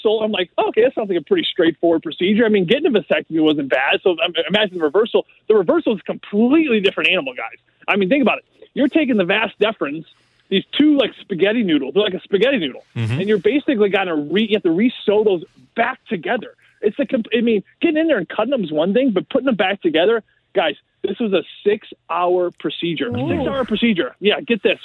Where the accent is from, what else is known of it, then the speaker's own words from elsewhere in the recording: St. Louis, Missouri, United States; St. Louis